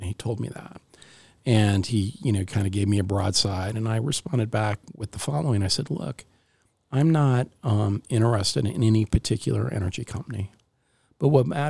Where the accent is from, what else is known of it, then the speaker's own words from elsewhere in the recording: Western United States, United States; the great thing about growing up in the Western United States is that, you know, you are in an area generally that is surrounded by public land. So the community that I grew up in was literally surrounded by forest land